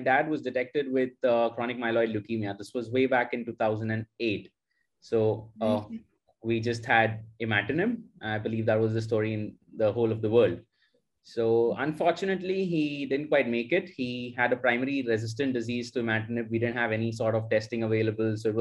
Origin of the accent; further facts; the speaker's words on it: Mumbai, Maharashtra, India; moved away as an adult; now in Lucknow, India; I grew up in Bombay, Mumbai, basically. That's where I did my entire schooling